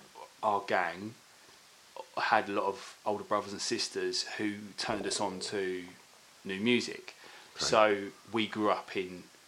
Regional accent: Corringham, East of England, United Kingdom; now in London, United Kingdom; So we never moved from Basildon. So I grew up in Corringham, basically.

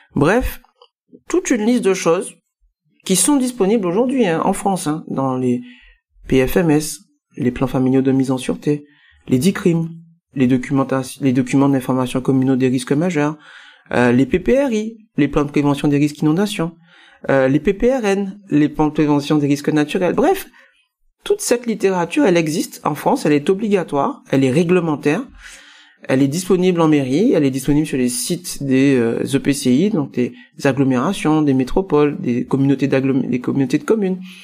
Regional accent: Guadeloupe; compte tenu de mes origines, hein, je suis guadeloupéen

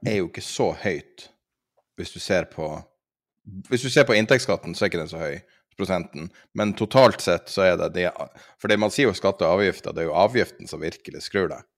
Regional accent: Norway; som nordmann

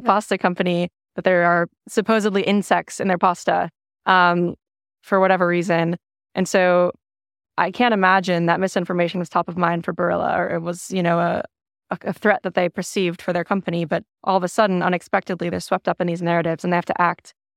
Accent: Minnesota, United States; moved away as an adult; now in Austin, United States; I'm a Minnesotan, uh, relocated to Austin two years ago

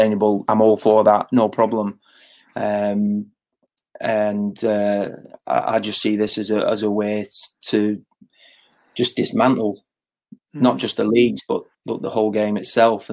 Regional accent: Blackburn, North West England, United Kingdom; I grew up in Cherry Tree, which is not far from Ewood.

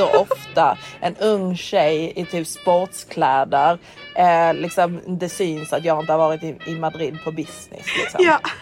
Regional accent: Sweden; moved away as an adult; also born or lived in London, United Kingdom; now in Dubai, United Arab Emirates; jag är från Sverige

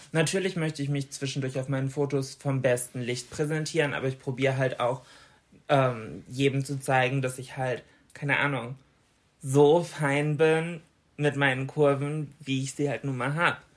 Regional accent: Bremen, Germany; bei uns in Bremen

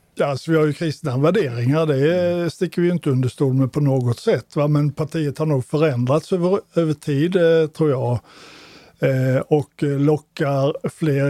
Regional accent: Småland, Sweden; now in Malmö, Sweden; jag är inte född skåning, jag är en smålänning

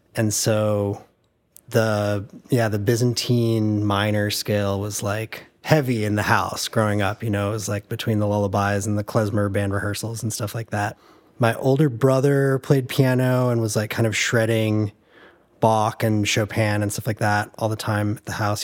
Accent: Tucson, Arizona, United States; moved away; also born or lived in Chicago; I grew up in Tucson, Arizona.

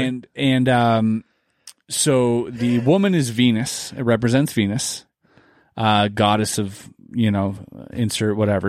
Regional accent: near Basel, Baden-Württemberg, Germany; moved away; where I grew up in, in where Berlin is, is like a six to eight hour train ride

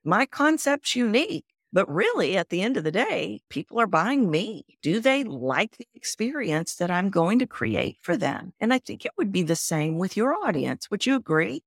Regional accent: Texas, United States; accent: Texan; I sound Texan?

